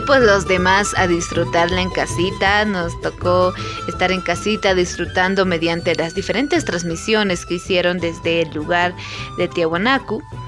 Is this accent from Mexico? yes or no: no; Bolivia; como buenos bolivianos